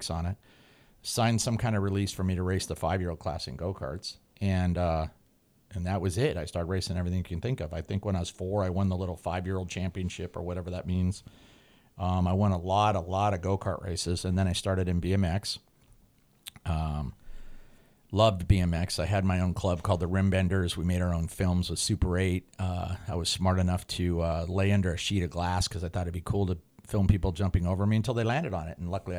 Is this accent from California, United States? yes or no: yes; Highland Park, California, United States; also born or lived in Glendale; I was born in Glendale and then we lived in Highland Park and it was Timpton Way